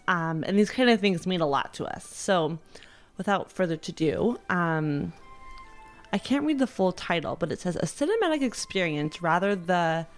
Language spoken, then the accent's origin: English; Texas, United States; I am from Texas.